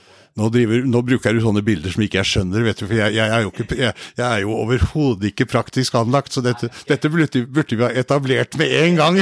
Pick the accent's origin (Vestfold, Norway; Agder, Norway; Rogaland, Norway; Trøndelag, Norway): Vestfold, Norway; Kvelde; moved away as an adult; also born or lived in Oslo; født og oppvokst i Kvelde, så vi er nå hjemme.